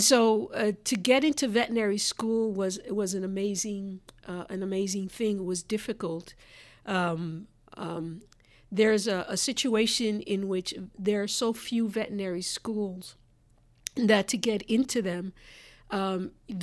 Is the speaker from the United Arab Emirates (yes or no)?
no; Puerto Rico; moved away; when I was growing up in Puerto Rico